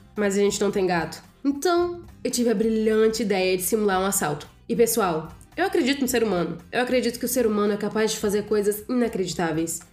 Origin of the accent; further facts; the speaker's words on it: Rio de Janeiro, Brazil; eu sou do Rio de Janeiro